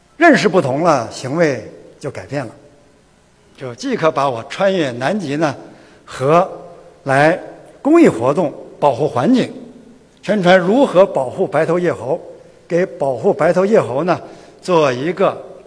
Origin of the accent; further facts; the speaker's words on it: China; 我是中国人年龄最大的